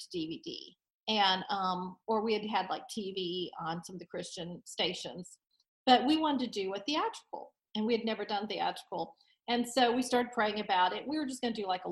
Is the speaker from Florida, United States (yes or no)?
yes; Destin, Florida, United States; now in Nashville, United States; I grew up in Destin, Florida